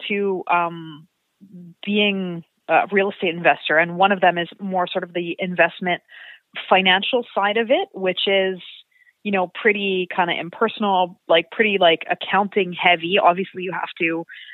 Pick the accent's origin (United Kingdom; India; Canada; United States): Canada; Montreal, Quebec; moved away as an adult; also born or lived in Toronto / Vancouver; I grew up in Montreal